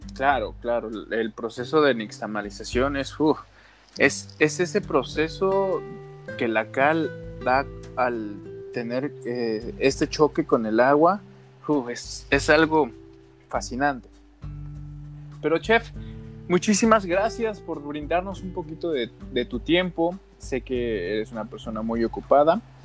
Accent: Mexico; nosotros somos mexicanos

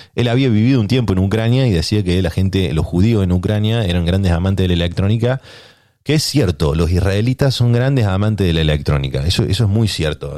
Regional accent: Córdoba, Argentina; moved away as an adult; now in San Diego, United States; nací en Córdoba

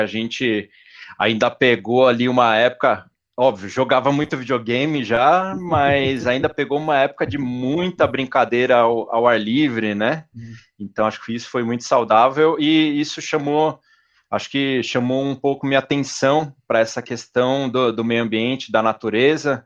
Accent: São Paulo, Brazil; Eu cresci na zona sul de São Paulo, ali no, no Jabaquara

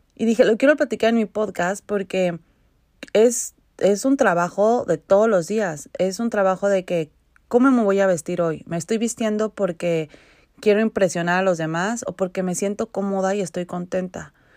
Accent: Mexico; now in Vancouver, Canada; yo crecí en México

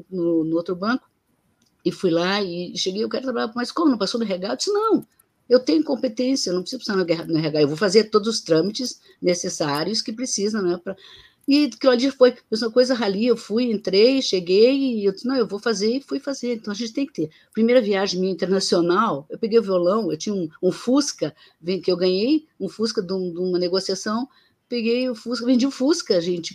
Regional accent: Rio Grande do Sul, Brazil; eu sou gaúcho

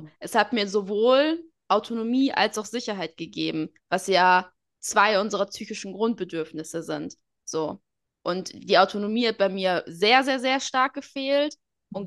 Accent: Portugal; ich bin Portugiesin

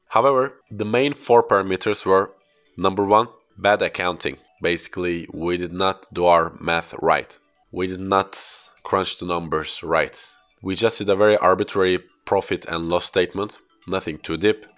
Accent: Istanbul, Turkey; first language Turkish; English is a second language; also born or lived in Belgium; after coming back from Belgium to Istanbul, my hometown

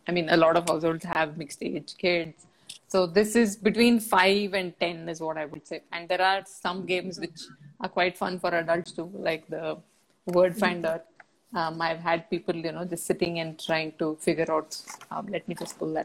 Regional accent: Bangalore, Karnataka, India; an 80s kid growing up in Bangalore, India, we got our first telephone when I was 15

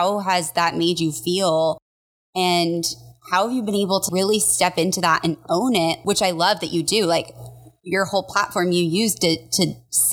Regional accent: Colorado, United States; I grew up in Colorado

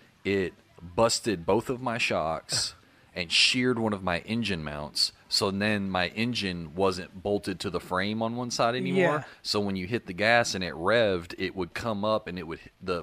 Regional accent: Paragould, Arkansas, United States; also born or lived in Little Rock, Arkansas; I lived in Little Rock. And I came up to Paragould, my hometown, to visit my parents.

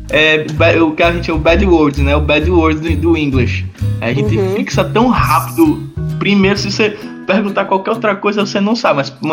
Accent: Northeast Region, Brazil; Eu sou nordestino e eu, eu, quero, eu quero respeito com o meu Nordeste, tá certo?

